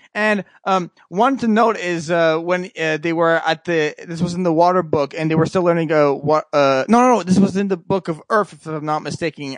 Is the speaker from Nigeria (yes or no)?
no; Canada; I'm from Canada